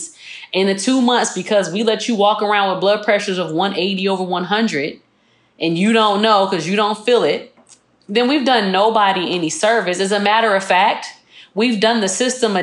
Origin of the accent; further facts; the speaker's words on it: Chicago, Illinois, United States; moved away as an adult; also born or lived in Tuscaloosa, Alabama; I grew up in Chicago